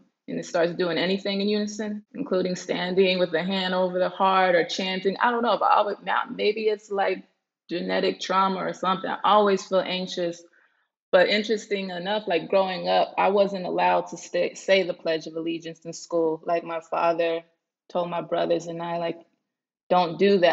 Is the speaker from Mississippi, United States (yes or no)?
yes; Mississippi, United States; growing up in Mississippi, even Black History Month, I didn't really get a good understanding of the contribution of my ancestors